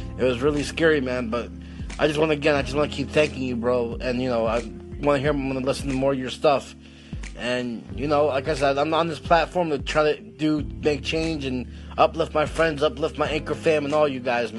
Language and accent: English; Broward County, Florida, United States; I'm from the community that this happened from. I'm from Broward County, Florida. I was 10 minutes away from the school that got shot.